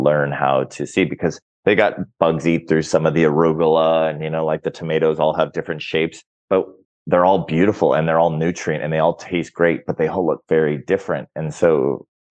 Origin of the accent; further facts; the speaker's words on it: Orange County, California, United States; now in Mexico; I grew up in Orange County, California. So I grew up with food very plentiful